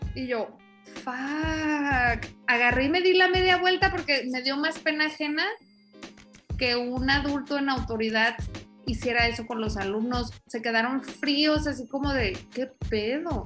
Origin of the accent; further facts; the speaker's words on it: Tijuana, Baja California, Mexico; moved away; also born or lived in central Mexico; no soy de aquí, del centro del país, soy de Tijuana.